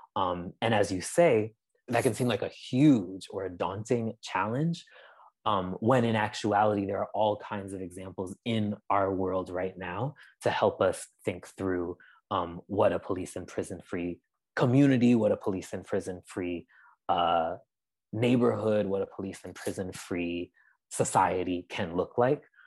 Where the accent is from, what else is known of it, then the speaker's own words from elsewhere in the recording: Amherst, Massachusetts, United States; I'm originally from Amherst, Massachusetts. Um, that's where I spent most of my young life